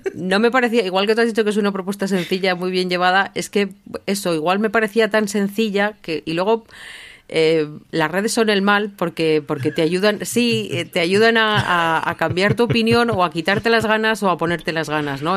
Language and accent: Spanish; Basque Country, Spain; como vasca